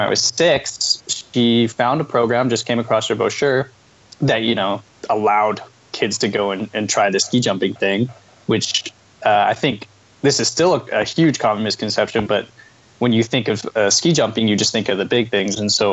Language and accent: English; Calgary, Alberta, Canada; also born or lived in Canmore, Alberta; Born and raised in Calgary, Alberta